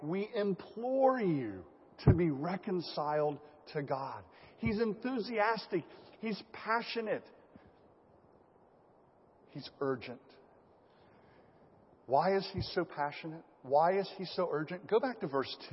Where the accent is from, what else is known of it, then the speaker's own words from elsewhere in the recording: United States; I'm an American